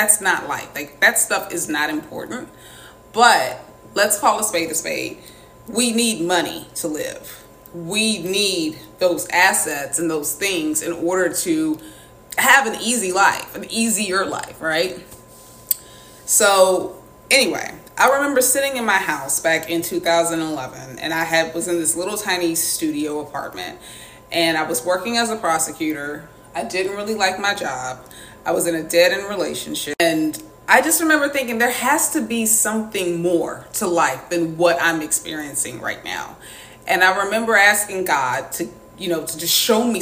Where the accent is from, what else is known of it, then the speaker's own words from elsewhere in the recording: the South, United States; I grew up in the South